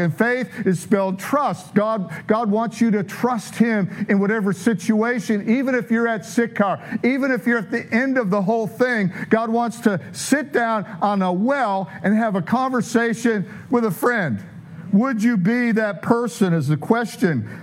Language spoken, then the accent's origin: English; Detroit, Michigan, United States; I'm from South Detroit